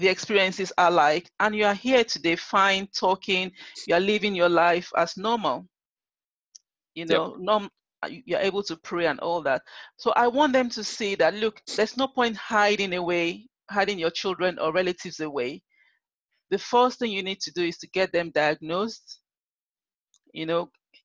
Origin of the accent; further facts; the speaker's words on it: Nigeria; moved away; I'm Nigerian, you know, mm-hmm. originally from Nigeria